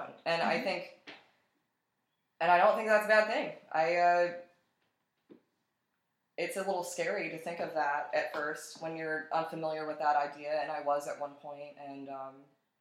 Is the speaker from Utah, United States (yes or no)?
no; Atlantic City, New Jersey, United States; moved away as an adult; now in Buffalo, United States; I'm originally from Atlantic City, New Jersey, and I moved to Buffalo, New York 5 years ago